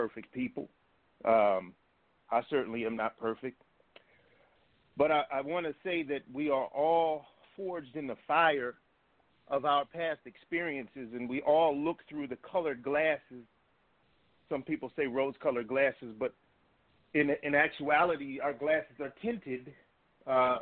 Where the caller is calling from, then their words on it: Bowie, Maryland, United States; I'm calling from Bowie, Maryland, right outside of Washington